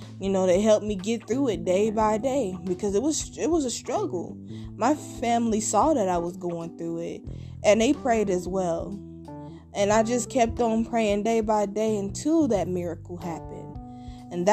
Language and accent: English; Kansas City, Missouri, United States; also born or lived in Independence, Missouri; I was born and raised in Kansas City, Missouri